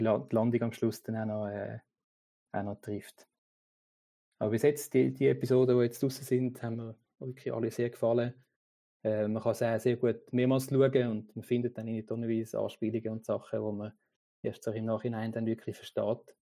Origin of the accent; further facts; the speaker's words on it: Switzerland; bei uns in der Schweiz